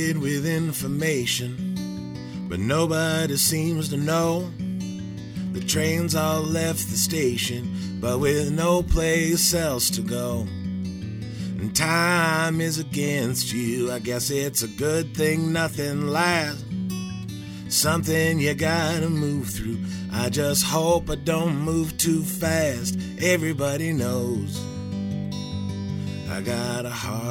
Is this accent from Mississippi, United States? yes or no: no; Lewiston, Idaho, United States; also born or lived in Portland, Oregon / Atlanta; now in Astoria, United States; I grew up in Lewiston